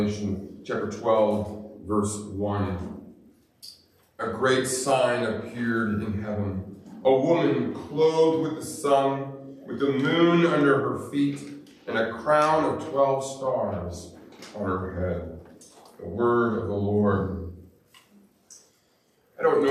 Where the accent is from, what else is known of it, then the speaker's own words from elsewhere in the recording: Montana, United States; I grew up in Montana, and I grew up going hiking